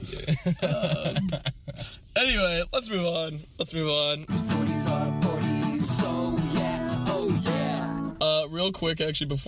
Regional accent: Eugene, Oregon, United States; Eugene, where I grew up.

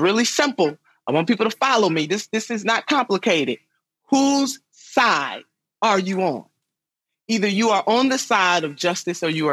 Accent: Cuyahoga River area, Ohio, United States; the Cuyahoga River right here in my hometown

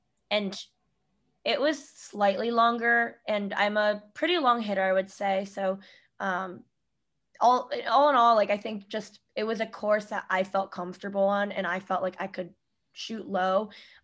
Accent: Solon, Ohio, United States; moved away as an adult; now in New York, United States; growing up in Ohio

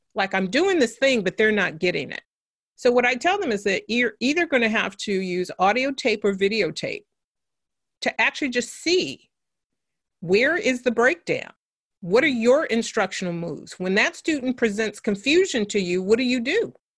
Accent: San Francisco, California, United States; I grew up in San Francisco, California

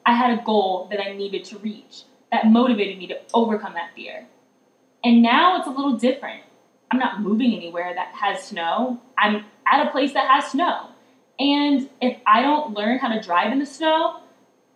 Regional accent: South Carolina, United States; now in Colorado, United States; I'm from South Carolina

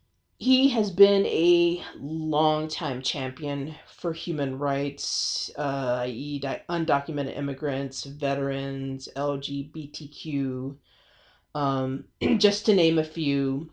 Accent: San Antonio, Texas, United States; roughly about 80 miles from my hometown here in San Antonio.

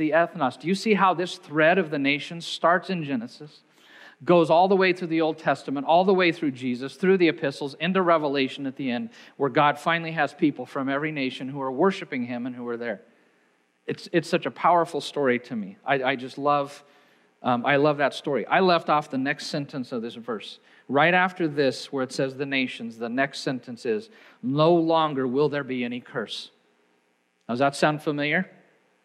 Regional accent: Hays, Kansas, United States; the German Burocs I grew up on in Hayes, Kansas

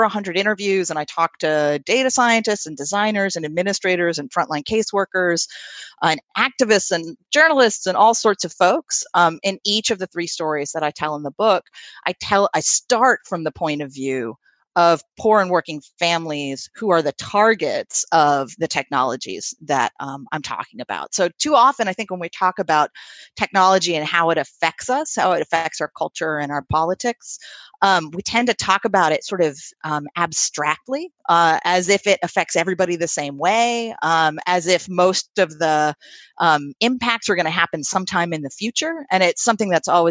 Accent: Troy, New York, United States; my hometown of Troy, New York

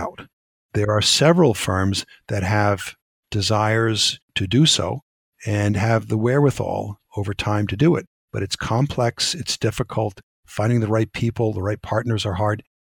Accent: United States; we Americans

